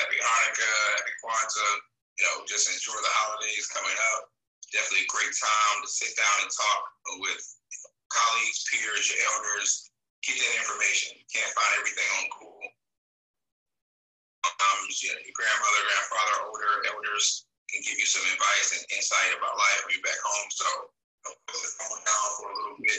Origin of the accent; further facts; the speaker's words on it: the South, United States; growing up in the South